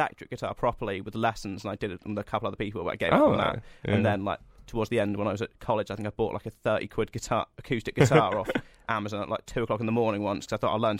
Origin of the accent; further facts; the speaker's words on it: Cornwall, South West England, United Kingdom; where I'm from Cornwall